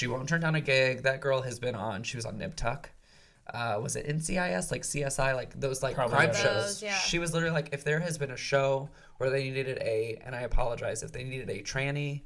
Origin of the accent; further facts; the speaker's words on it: Kentucky, United States; I grew up in Kentucky, wasn't really exposed to drag queens